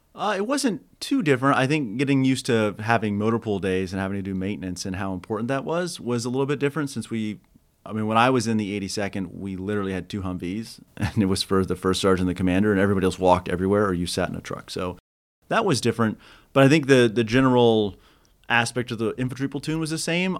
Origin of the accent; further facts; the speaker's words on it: Kansas, United States; moved away as an adult; I grew up in Kansas